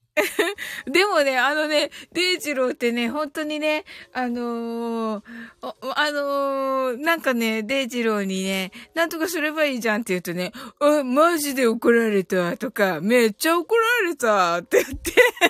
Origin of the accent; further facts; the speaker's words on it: Kyushu, Japan; 九州人です